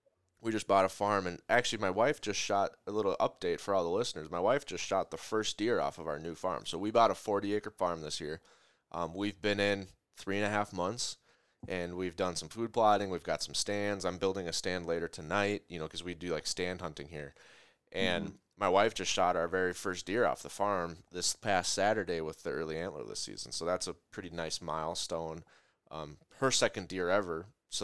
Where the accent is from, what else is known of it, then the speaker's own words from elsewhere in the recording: Minnesota, United States; I'm from Minnesota, so you get, a different look in Minnesota, Iowa, Wisconsin, Canada.